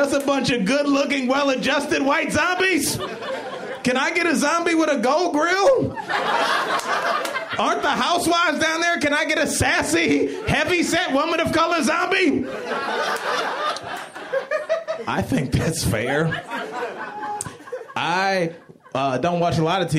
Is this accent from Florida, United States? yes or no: no; Cleveland, Ohio, United States; moved away as an adult; also born or lived in Jackson, Mississippi; I'm from Cleveland